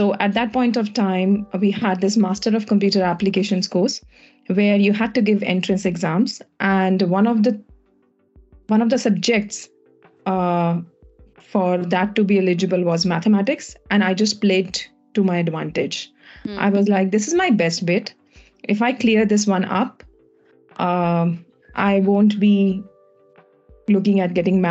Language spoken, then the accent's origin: English; India; moved away; I'm from India